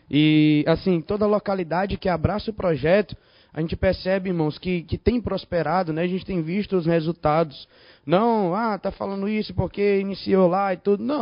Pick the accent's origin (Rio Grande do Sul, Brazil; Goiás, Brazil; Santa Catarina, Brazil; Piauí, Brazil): Piauí, Brazil; Teresina; eu sou de Teresina, Piauí, tá?